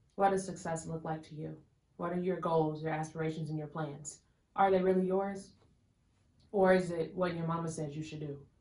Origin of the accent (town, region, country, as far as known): Chicago, Illinois, United States